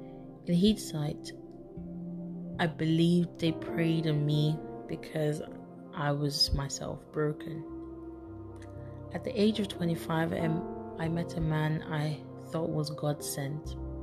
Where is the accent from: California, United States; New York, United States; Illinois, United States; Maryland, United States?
Maryland, United States; Baltimore; I was raised in Baltimore, Maryland, by my biological father. We moved places numerous times and, as such, never had much stability.